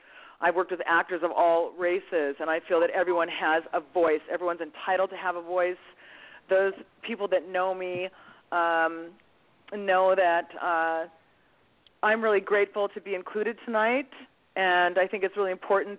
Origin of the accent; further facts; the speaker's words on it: Seattle, Washington, United States; also born or lived in Greece; I'm 3 times Greek grandparent, 1 mixed grandparent, grew up, was born in Seattle, moved to Greece, came back on a boat, moved to Seattle, and kind of had a global sort of a multicultural upbringing.